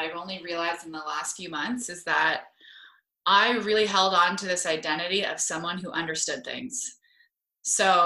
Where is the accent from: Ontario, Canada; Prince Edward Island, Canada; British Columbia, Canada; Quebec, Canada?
Ontario, Canada; Toronto; accent: Canadian; moved away as an adult; now in San Diego, United States; I grew up in Toronto